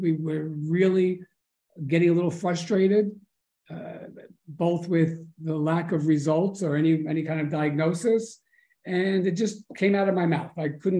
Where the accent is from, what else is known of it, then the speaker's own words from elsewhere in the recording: New York City, New York, United States; I grew up in Forest Hills, Queens. We didn't have a lot of open space there